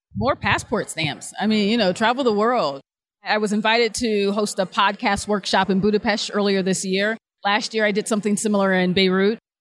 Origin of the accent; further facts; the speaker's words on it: Akron, Ohio, United States; moved away as an adult; also born or lived in Buffalo / Cincinnati; now in Cairo, Egypt; I'm an Ohioan, so born and raised in Akron, Ohio